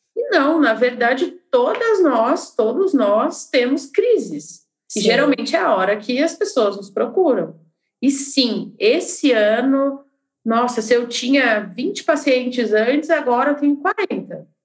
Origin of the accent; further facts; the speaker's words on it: Curitiba, Paraná, Brazil; now in Belo Horizonte, Brazil; eu sou curitibana, mas moro em BH